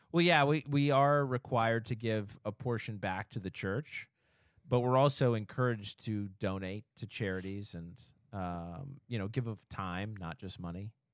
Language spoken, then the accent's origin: English; Orem, Utah, United States; moved away; I grew up in Utah